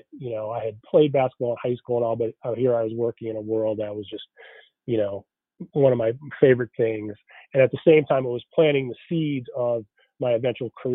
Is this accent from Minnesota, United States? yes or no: no; Boston, Massachusetts, United States; I grew up in Boston in the 80s